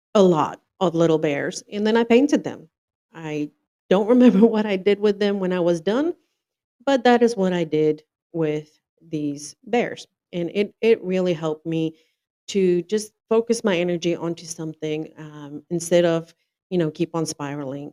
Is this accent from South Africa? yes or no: yes; South Africa; moved away as an adult; now in North Carolina, United States; I'm originally from South Africa, born and raised first came to the US in 2007, and then I immigrated in 2011